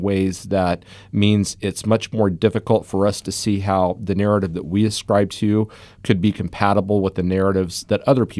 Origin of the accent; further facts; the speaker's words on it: Kansas, United States; So, you know, when I was growing up in Southeast Kansas, the son of a railroad engineer, union guy